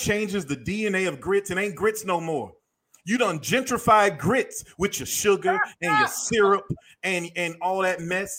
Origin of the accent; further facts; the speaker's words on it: Macon, Georgia, United States; Now, I come from Macon, Georgia, Bibb County, deep south. Mama had a soul food restaurant. Grandmother raised hogs